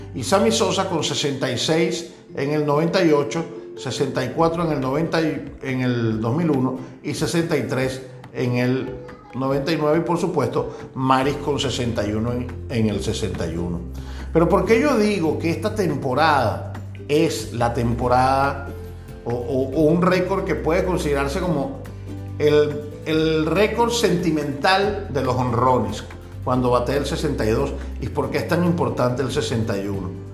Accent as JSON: {"language": "Spanish", "country": "Venezuela", "tie": "born or raised there", "moved": "as an adult", "lives_now": "Dominican Republic", "said": "mi país natal, en Venezuela"}